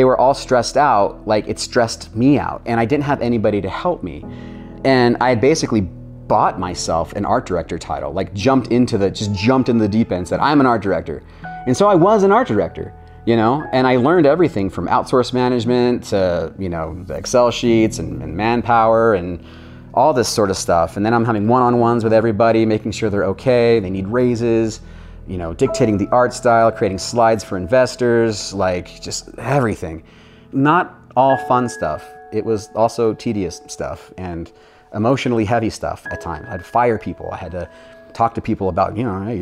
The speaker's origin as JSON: {"language": "English", "town": "St. George", "region": "Utah", "country": "United States", "tie": "born or raised there", "also_born_or_lived": "Orange County, California", "moved": "as an adult", "said": "we moved away from Orange County, back to the hometown of Utah, back to St. George"}